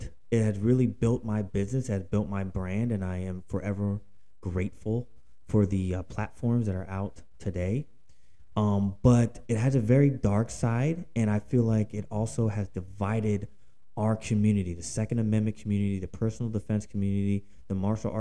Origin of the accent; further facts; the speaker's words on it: Philadelphia, Pennsylvania, United States; I'm a Yankee. I'm from Philadelphia, Pennsylvania.